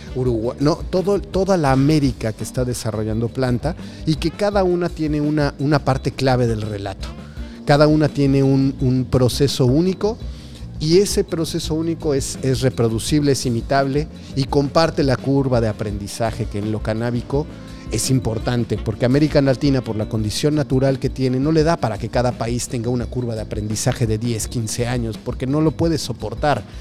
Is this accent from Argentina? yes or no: no; Mexico; yo vengo de México